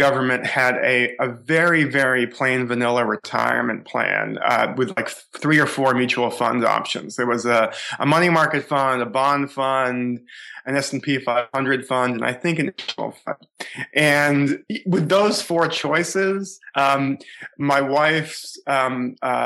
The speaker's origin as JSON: {"language": "English", "town": "Boston", "region": "Massachusetts", "country": "United States", "tie": "born or raised there", "said": "I grew up in the Boston area, suburban Boston."}